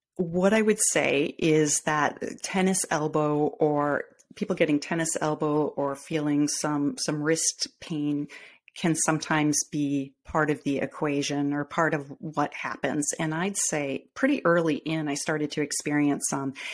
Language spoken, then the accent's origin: English; Midwest, United States; accent: Midwestern; I am in the Midwest